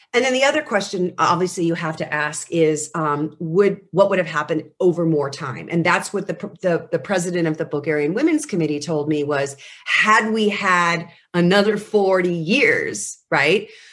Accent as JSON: {"language": "English", "country": "United States", "said": "as an American"}